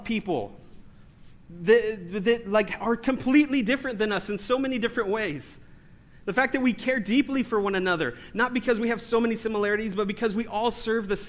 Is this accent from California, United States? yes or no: yes; California, United States; I'm from California. We don't have accents.